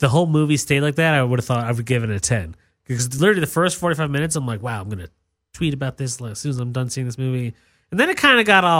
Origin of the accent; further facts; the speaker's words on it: New York, United States; now in Los Angeles, United States; I'm from New York